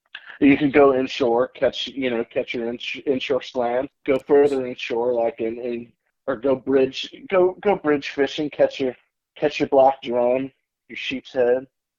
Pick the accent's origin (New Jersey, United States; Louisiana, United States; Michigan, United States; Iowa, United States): New Jersey, United States; also born or lived in Panama City, Florida; I was born here in Panama City. My father's in the electrical union. He took a job in New York City. So we moved to a little suburb outside of New York City, New Jersey.